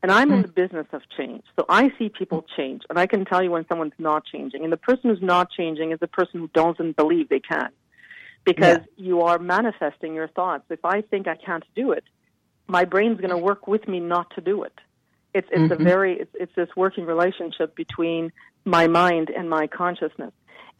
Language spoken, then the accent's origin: English; Montreal, Quebec, Canada; here I'm in Montreal